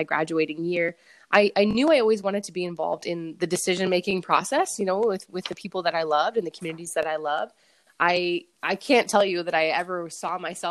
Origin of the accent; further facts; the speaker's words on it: Fredericton, New Brunswick, Canada; I'm born and raised in Fredericton